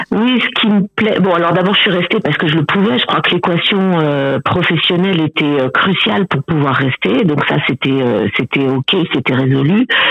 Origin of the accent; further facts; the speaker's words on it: Paris, Île-de-France, France; moved away as an adult; now in Cameroon; moi j'ai grandi à Paris